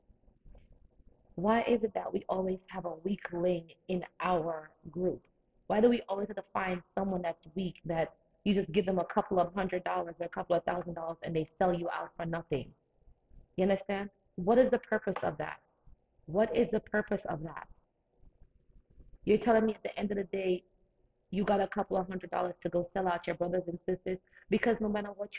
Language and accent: English; Jamaica; now in United States; Growing up in Jamaica